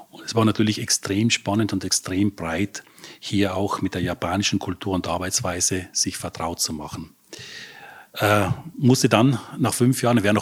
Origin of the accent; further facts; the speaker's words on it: Trentino-Alto Adige, Italy; born there; also born or lived in Vienna; Ja, ich bin in, in Südtirol geboren und habe nach der HTL in Wien Elektrotechnik studiert.